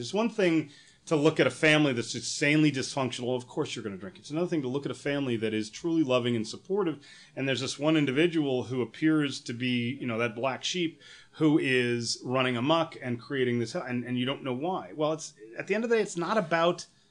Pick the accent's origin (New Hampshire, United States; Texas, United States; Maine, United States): New Hampshire, United States; also born or lived in New York / San Francisco; now in Los Angeles, United States; a kid that grew up in New Hampshire